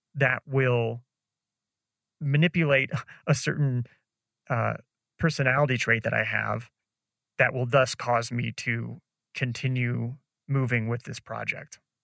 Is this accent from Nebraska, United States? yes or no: yes; Nebraska, United States; moved away as an adult; also born or lived in San Francisco / Chicago; now in Colombia; growing up in Nebraska